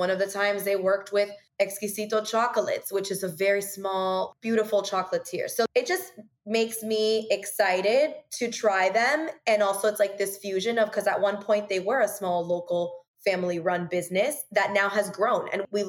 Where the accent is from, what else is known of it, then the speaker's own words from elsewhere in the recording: Miami, Florida, United States; I'm born and raised in Miami.